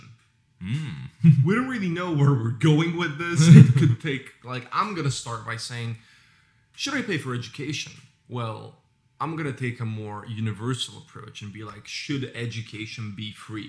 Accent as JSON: {"language": "English", "country": "Bulgaria", "tie": "born or raised there", "said": "growing up in Bulgaria."}